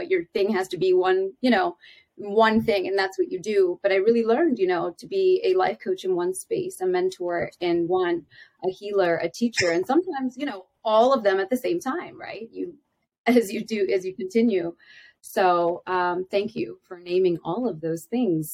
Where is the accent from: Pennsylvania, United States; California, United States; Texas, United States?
Pennsylvania, United States; Philadelphia; I am from Philadelphia